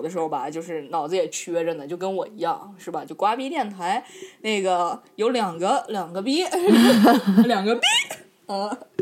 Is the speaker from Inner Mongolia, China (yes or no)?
yes; Inner Mongolia, China; moved away; 我们内蒙人民就比较给你们一样友好团结嘛